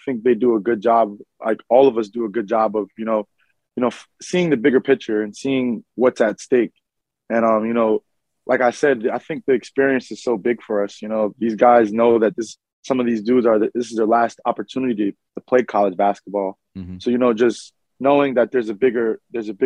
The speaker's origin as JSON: {"language": "English", "region": "New York", "country": "United States", "tie": "born or raised there", "said": "being a local kid, I grew up always being around the Garden. I was a ball boy for the Knicks"}